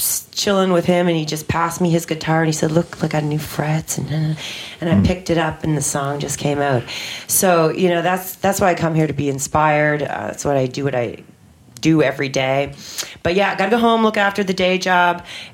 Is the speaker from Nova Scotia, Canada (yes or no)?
yes; Halifax, Nova Scotia, Canada; I have to go back to my hometown of Halifax, Nova Scotia